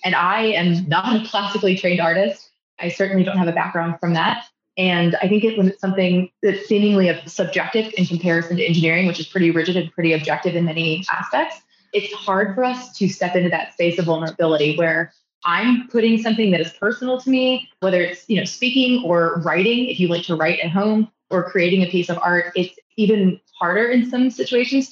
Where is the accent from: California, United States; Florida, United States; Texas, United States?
Texas, United States; Fort Worth; my hometown of Fort Worth